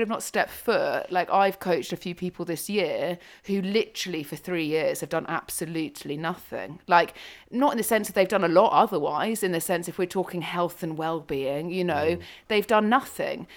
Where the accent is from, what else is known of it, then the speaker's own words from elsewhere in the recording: United Kingdom; moved away as an adult; now in Africa; being British, moving to Africa.